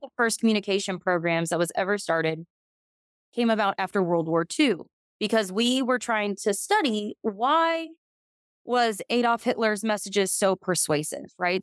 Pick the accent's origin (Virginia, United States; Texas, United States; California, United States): Texas, United States; I'm from Texas